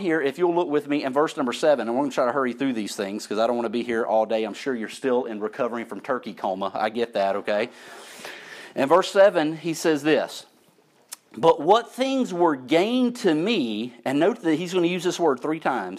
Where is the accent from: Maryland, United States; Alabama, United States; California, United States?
Alabama, United States; St. Elmo; I was growing up in St. Elmo, Alabama, my people